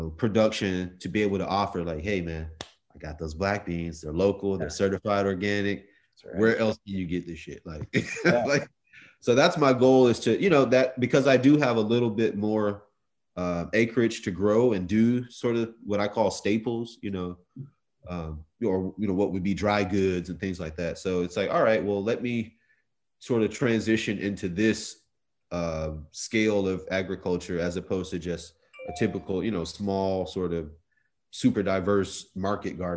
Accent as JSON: {"language": "English", "town": "Stone Mountain", "region": "Georgia", "country": "United States", "tie": "born or raised there", "also_born_or_lived": "Hawaii / Clarkston, Georgia", "said": "I grew up in Stone Mountain. I was born in Hawaii, military family, and grew up in Stone Mountain"}